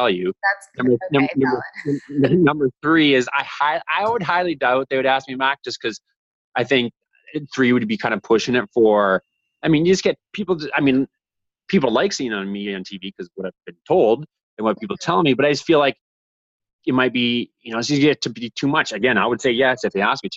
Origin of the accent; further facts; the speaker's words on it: Canada; as a Canadian